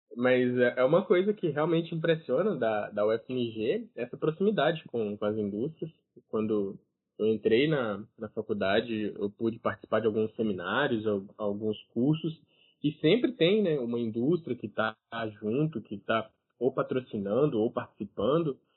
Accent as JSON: {"language": "Portuguese", "town": "Ipatinga", "region": "Minas Gerais", "country": "Brazil", "said": "aqui na minha região, que eu sou de Patinga"}